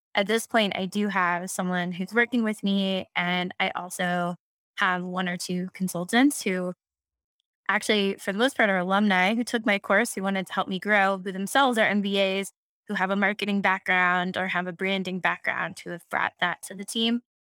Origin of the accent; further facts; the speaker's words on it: Houston, Texas, United States; I'm from Houston, very proud fourth generation Texan